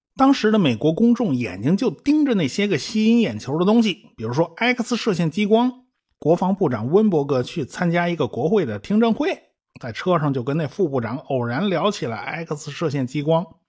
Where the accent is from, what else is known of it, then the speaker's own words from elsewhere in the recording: China; 我们中国人